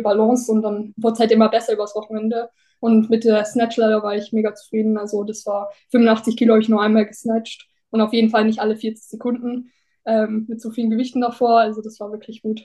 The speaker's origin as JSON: {"language": "German", "area": "near Newcastle", "region": "North East England", "country": "United Kingdom", "tie": "born or raised there", "moved": "yes", "lives_now": "Germany", "said": "Ich bin in England aufgewachsen, also beziehungsweise bin in Deutschland geboren und dann mit zweieinhalb, sind, also als ich zweieinhalb war, sind meine Eng Eltern nach England gezogen, in den Nordosten, in die Nähe von Newcastle"}